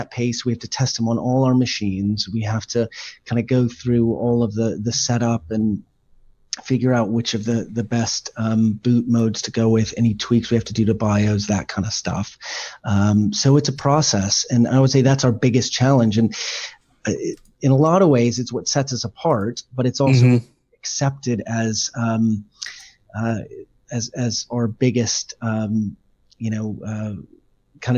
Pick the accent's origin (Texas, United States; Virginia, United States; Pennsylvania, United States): Texas, United States; moved away as an adult; now in United Kingdom; I'm born in Texas, moved here about 17 years ago for work